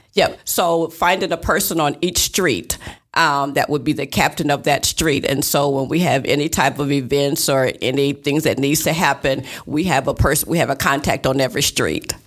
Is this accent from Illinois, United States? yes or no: yes; East Moline, Illinois, United States; now in Davenport, United States; I was actually born and raised in East Moline.